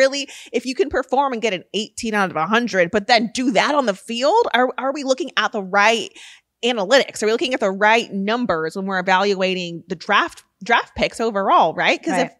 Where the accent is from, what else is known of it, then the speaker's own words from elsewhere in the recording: Rancho Cucamonga, California, United States; Rancho Cucamonga. Okay. We went to the same high school